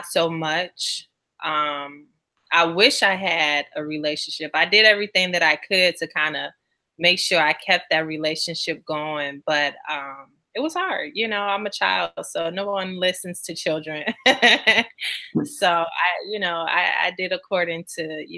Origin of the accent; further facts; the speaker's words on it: Chicago, Illinois, United States; growing up in Chicago